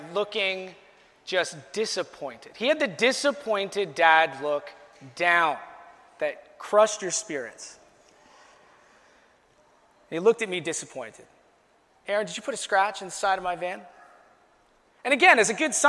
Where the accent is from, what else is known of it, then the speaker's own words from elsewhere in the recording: Chatham-Kent, Ontario, Canada; my hometown of Chatham, Kent.